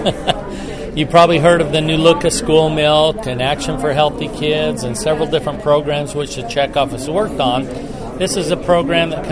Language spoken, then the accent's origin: English; Midway, Utah, United States; I'm from Midway, Utah